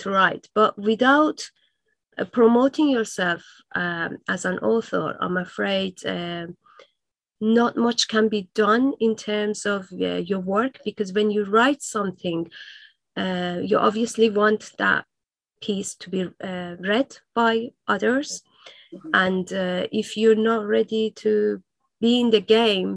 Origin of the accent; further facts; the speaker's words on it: Iran; first language Persian; English is a second language; moved away; it was my native language